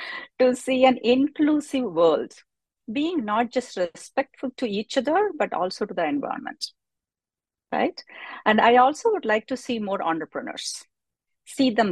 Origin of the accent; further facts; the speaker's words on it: Madurai, Tamil Nadu, India; I came from a background from a rural India, right? I came from Madurai. That's where I came from.